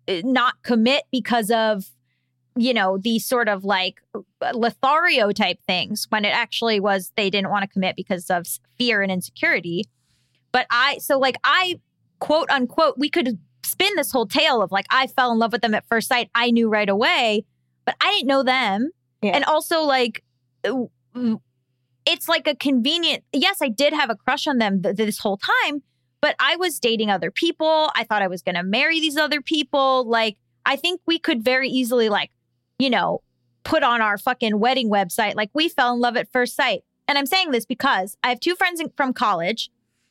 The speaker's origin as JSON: {"language": "English", "region": "Florida", "country": "United States", "said": "I was sadly from Florida"}